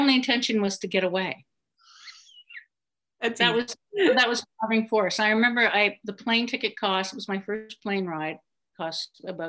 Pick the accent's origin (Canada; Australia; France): Canada; Bible Hill, Nova Scotia; moved away as an adult; also born or lived in Western Canada / Toronto; Well, I grew up in Bible Hill, Nova Scotia. And I was thinking about this today. So I'm 62. And so I was born in 58.